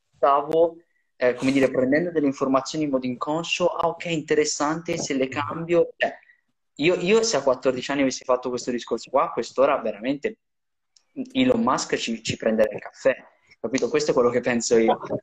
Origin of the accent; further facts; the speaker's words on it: Italy; in Riviera da noi